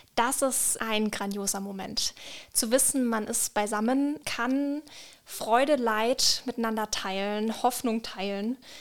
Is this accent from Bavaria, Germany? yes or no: yes; Franconia, Bavaria, Germany; now in Palatinate, Germany; ich komme ursprünglich aus Franken